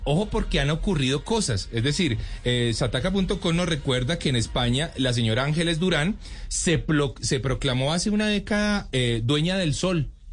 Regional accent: Cali, Valle del Cauca, Colombia; yo soy caleño

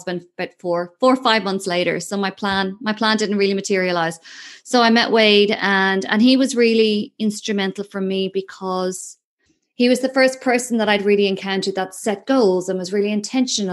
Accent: Ireland; accent: Irish; moved away as an adult; also born or lived in London; now in Australia; I'm obviously Irish

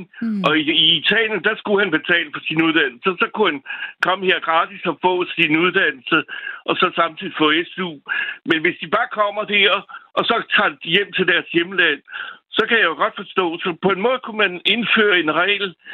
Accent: France; now in Copenhagen, Denmark; Jeg er selv franskmand, og jeg er 61 år.

